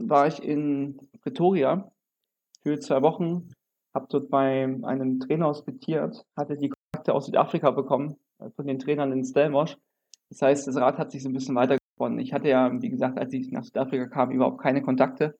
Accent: Germany; also born or lived in Jena / Leipzig; bei uns in Deutschland

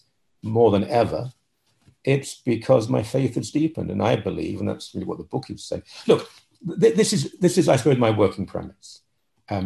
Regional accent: London, United Kingdom; moved away as an adult; now in Toronto, Canada; I was born in London, England. I came to married a Canadian that live in Toronto, Canada.

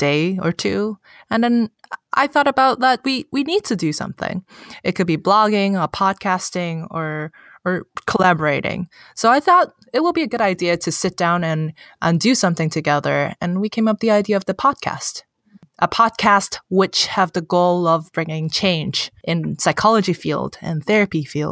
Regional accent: Hong Kong; first language Cantonese; English is a second language; moved away as an adult; now in San Francisco, United States; I'm born and raised in Hong Kong, so I'm not an American. But I live in San Francisco

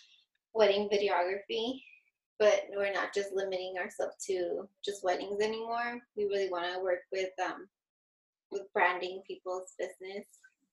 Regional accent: United States; also born or lived in Mexico; Well, I was raised here. I came, well, when I was, I turned three, I came here. So for me, I don't really remember much about Mexico, like growing up there.

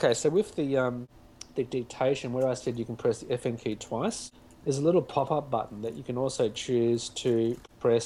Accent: Australia; accent: Australian; me with my Australian accent

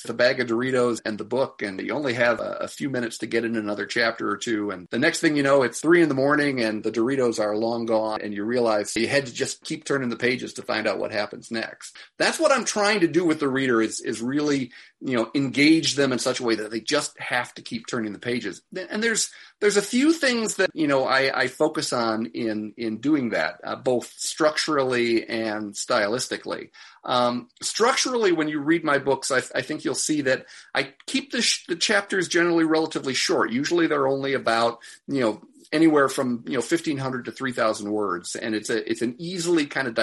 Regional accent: Chicago, Illinois, United States; I grew up in Chicago, but my family had this little cottage up in Michigan

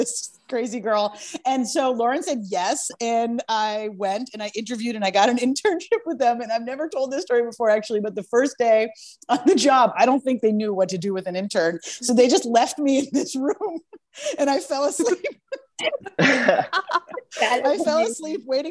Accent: Boston, Massachusetts, United States; moved away; I grew up in Boston where that sort of thing didn't happen all that often

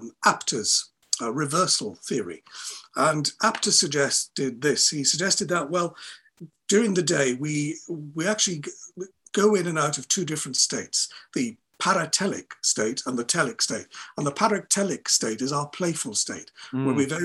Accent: Wales, United Kingdom; Welsh people, and I'm a Welsh person

